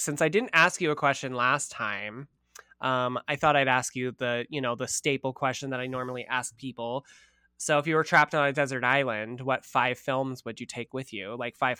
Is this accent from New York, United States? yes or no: yes; Brooklyn, New York, United States; Come at me, bitch. I'm from Brooklyn.